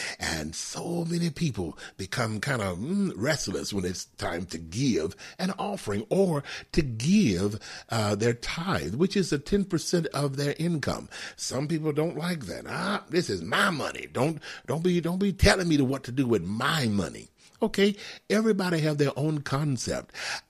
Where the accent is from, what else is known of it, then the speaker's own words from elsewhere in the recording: Houston, Texas, United States; now in Atlanta, United States; out of Atlanta, Georgia, and by way of what? Texas, Houston, Texas, my hometown.